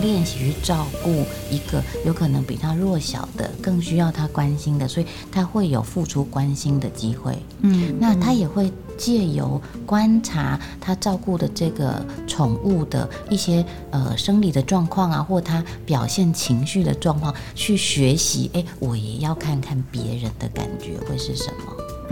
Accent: central Taiwan, Taiwan; 我自己是在中部长大的哈，因为就是比较乡下的关系

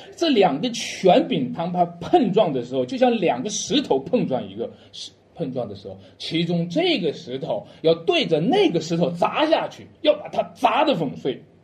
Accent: Shanxi, China; 我是个山西人，我一直深深地扎根在山西这个土地上

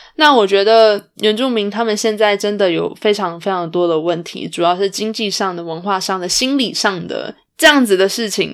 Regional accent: Canada; 同样都身为加拿大人

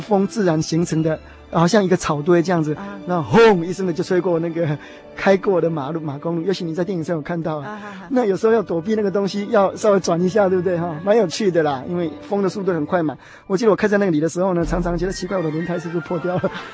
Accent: Taiwan; moved away as an adult; also born or lived in Taipei, Taiwan / New Jersey, United States / New York, United States; now in United States; 因为我是从移民县过来的，所以我心里有一个想法，就是要，我， 要回到故乡去看一看

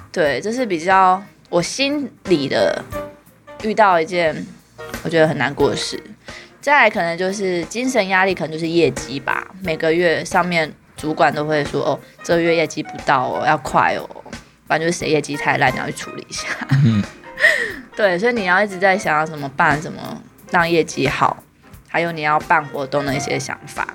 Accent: Taiwan; moved away as an adult; 我们台湾人过去其实是外籍劳工

